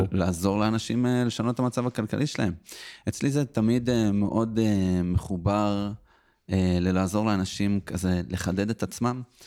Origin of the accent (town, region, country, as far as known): Petah Tikva, Central District, Israel; born or raised there